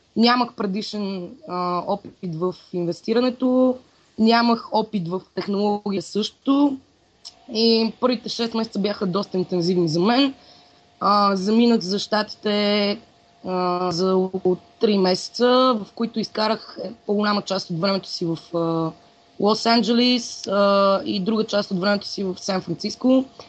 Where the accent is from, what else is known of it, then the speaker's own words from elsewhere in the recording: Sofia, Sofia City, Bulgaria; also born or lived in Blagoevgrad; аз съм си кореняк софиянка